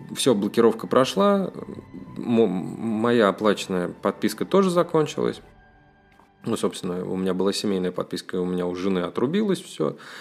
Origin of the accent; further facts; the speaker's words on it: Russia; Я из России, и я россиянин, всю жизнь прожил в России